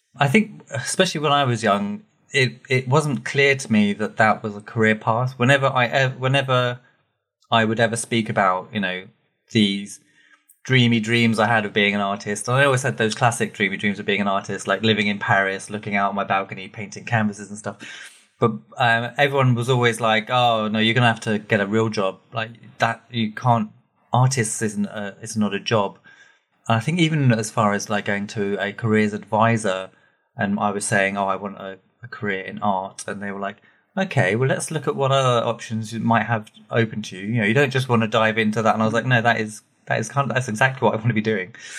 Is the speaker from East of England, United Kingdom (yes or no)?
yes; Watford, East of England, United Kingdom; I grew up in a little town that it turns out more people know than I realized called Watford